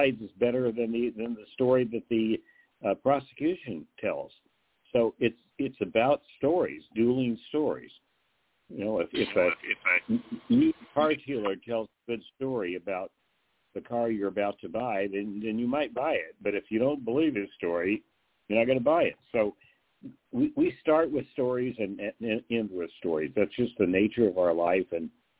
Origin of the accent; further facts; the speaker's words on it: Midwest, United States; moved away; also born or lived in the South / East Coast / West Coast; I'm born in the South, raised in the Midwest, studied on the East Coast, lived on the West Coast